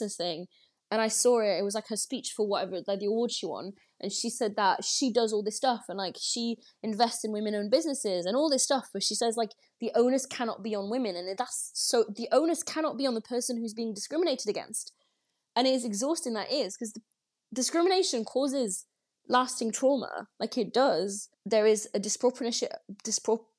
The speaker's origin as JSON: {"language": "English", "country": "France", "tie": "born or raised there", "moved": "yes", "said": "I grew up in France"}